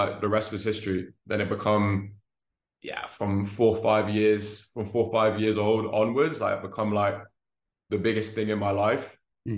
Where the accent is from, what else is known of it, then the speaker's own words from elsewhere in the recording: London, United Kingdom; moved away as an adult; also born or lived in Los Angeles, United States / New York, United States; now in Charlotte, United States; growing up in London